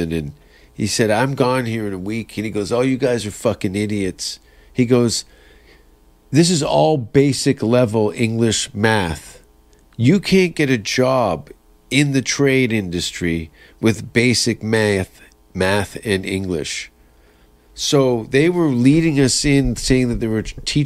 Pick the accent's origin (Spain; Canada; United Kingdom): Canada; Hamilton, Ontario; moved away as an adult; also born or lived in California; I grew up partly outside of Hamilton, Stony Creek